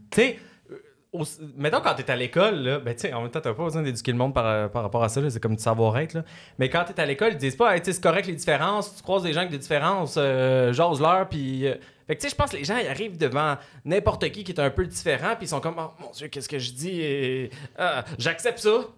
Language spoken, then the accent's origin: French; Salaberry-de-Valleyfield, Quebec, Canada; On, a l'attitude de la région à Valleyfield, mais c'est une ville